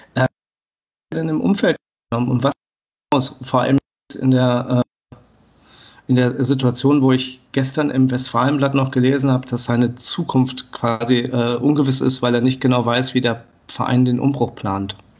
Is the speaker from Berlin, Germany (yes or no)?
no; Paderborn, North Rhine-Westphalia, Germany; moved away; da es eines der Spiele ist, welches in meinem, meiner alten Heimat stattfindet